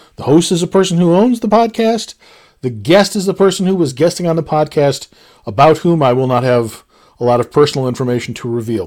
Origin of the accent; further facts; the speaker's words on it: United States; I'm an American